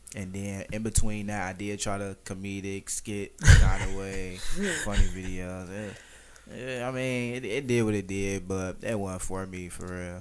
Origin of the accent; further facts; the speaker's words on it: Detroit, Michigan, United States; I'm from Detroit